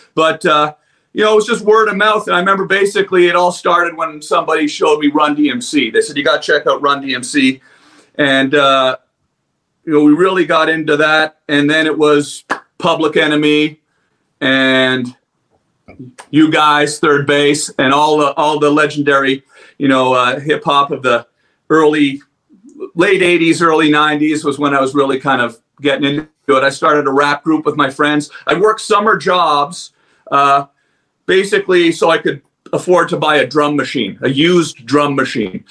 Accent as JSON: {"language": "English", "town": "Ottawa", "region": "Ontario", "country": "Canada", "said": "I'm a goofball from Ottawa"}